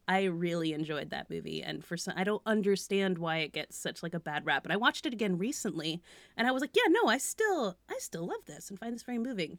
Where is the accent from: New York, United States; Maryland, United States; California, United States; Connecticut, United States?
California, United States; I'm from California